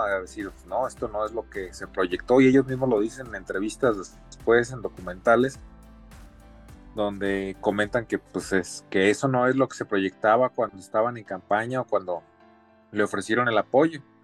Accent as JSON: {"language": "Spanish", "country": "Mexico", "said": "como mexicanos"}